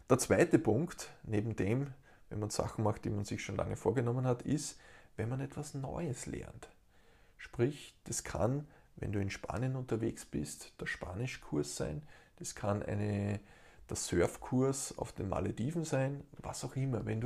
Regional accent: Steyr, Upper Austria, Austria; Ich kann bei uns in Steyr in Oberösterreich das herrliche Flussrauschen genießen.

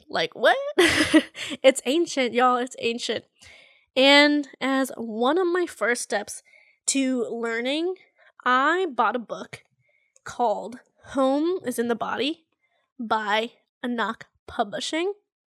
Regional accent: Philippines; I feel like because I experienced it firsthand to some degree in the Philippines and being Filipino

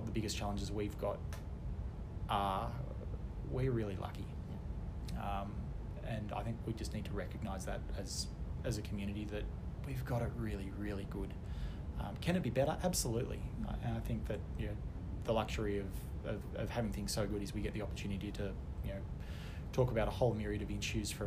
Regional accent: Canberra, Australian Capital Territory, Australia; I grew up in Canberra

